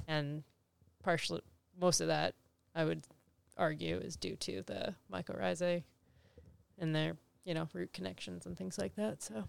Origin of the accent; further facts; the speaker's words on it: East Coast, United States; moved away; I'm from the East Coast.